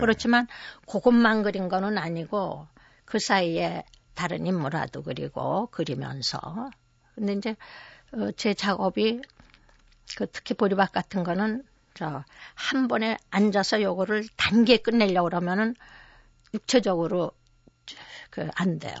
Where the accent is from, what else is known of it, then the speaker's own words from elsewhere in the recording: Seoul, South Korea; also born or lived in Okcheon, North Chungcheong; 저는 이제 서울에서 태어나서 그때 피난 생활을 한 1년 한 반 정도 한 거 외에는 서울에서만 네. 종로구 익선동에서